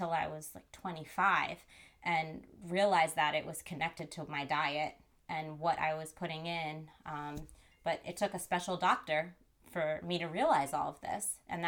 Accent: New Jersey, United States; also born or lived in New York City; I grew up in New Jersey and I am back in New Jersey after being in New York City for like 12 plus years.

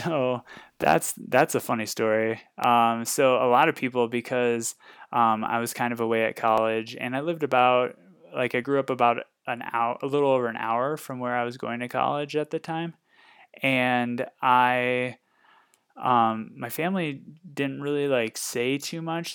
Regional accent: Northwest Iowa, United States; moved away as an adult; now in Fort Collins, United States; I was born and raised in Northwest Iowa, uh, lived there a majority of my life

